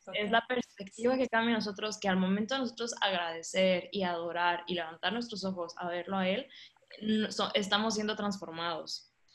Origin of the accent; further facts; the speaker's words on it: Monterrey, Nuevo León, Mexico; moved away as an adult; also born or lived in Ciudad Juárez; soy de Monterrey, soy regia, orgullosamente regia